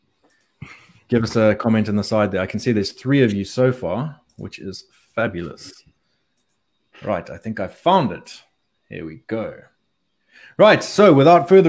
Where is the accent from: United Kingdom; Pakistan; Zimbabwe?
Zimbabwe; I grew up in Zimbabwe.